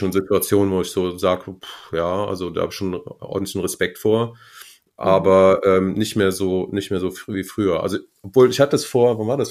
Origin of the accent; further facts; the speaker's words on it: Marienheide, North Rhine-Westphalia, Germany; now in Munich, Germany; ich komme aus NRW ähm, und aus der Gegend von Gummersbach